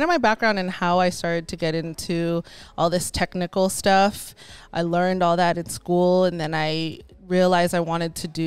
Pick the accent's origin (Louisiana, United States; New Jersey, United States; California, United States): California, United States; Santa Clarita; born or raised there; also born or lived in Los Angeles, California